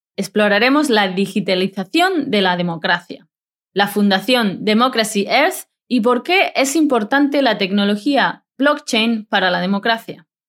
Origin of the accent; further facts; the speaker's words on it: Spain; moved away; estoy transmitiendo este podcast a 17.000 kilómetros de distancia de mi tierra